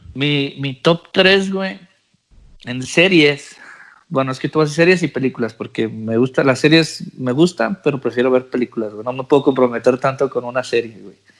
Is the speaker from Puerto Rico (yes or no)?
no; Mexico; first language English; moved away as an adult; now in United States; Yo nací en Estados Unidos y me fui para México. Me llevó mi mamá para México. Pues por ciertas situaciones, güey. Me fui de cinco años.